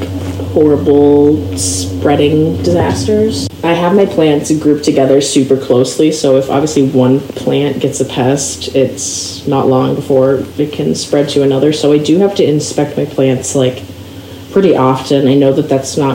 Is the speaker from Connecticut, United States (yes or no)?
no; Minneapolis, Minnesota, United States; I grew up around in the Twin Cities